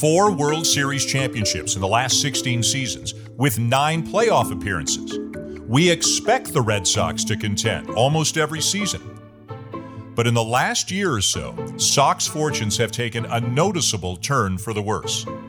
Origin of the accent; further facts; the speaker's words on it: Toronto, Ontario, Canada; my hometown